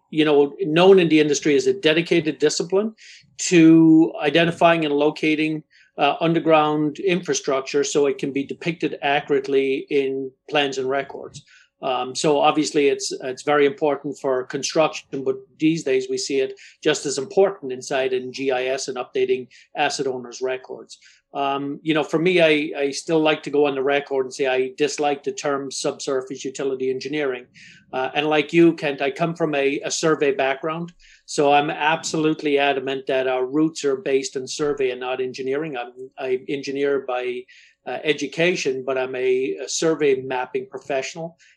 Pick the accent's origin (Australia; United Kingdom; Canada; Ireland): Ireland; also born or lived in Winter Park, Florida / Boston; now in Florida, United States; Though I live in Florida, actually, I, I come from Winter Park, Florida. Hmm. Um, so, uh, grew up in Ireland.